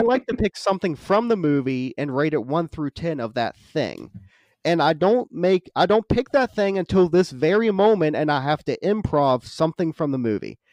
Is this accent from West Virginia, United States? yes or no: yes; West Virginia, United States; moved away; I'm from West Virginia